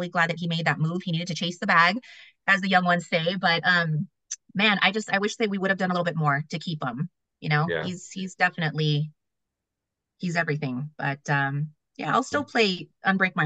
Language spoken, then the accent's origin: English; Southern California, United States; I'm born and raised in SoCal